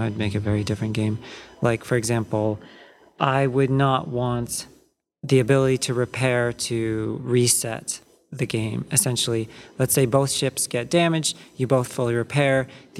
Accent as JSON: {"language": "English", "town": "Mountain View", "region": "California", "country": "United States", "tie": "born or raised there", "said": "I grew up basically in Mountain View, worked for Activision."}